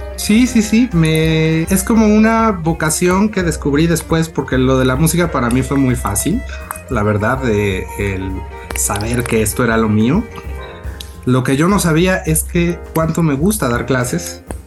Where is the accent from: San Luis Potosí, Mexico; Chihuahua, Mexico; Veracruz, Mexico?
Veracruz, Mexico; Córdoba; also born or lived in Xalapa; now in Mexico City, Mexico; yo nací en Córdoba, nacido y criado en Córdoba